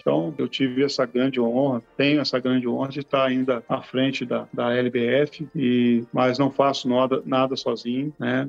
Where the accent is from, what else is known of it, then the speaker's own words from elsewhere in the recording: Cone Leste Paulista, São Paulo, Brazil; do fundo do vale do Cone Leste Paulista